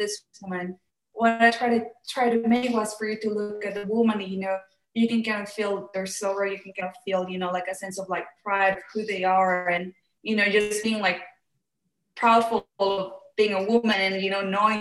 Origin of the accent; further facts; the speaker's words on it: Mexico; I am from Mexico